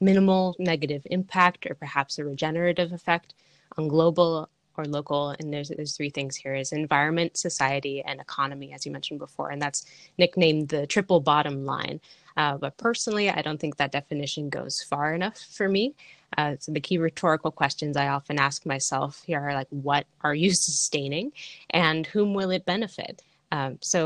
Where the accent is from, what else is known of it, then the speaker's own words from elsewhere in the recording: Seattle, Washington, United States; I grew up in Seattle, Washington